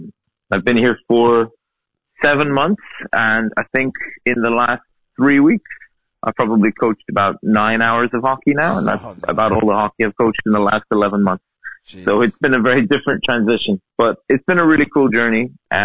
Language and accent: English; Cork, Munster, Ireland; But I grew up in Cork, and my parents moved when I was one to live where, in my family home, where it is still now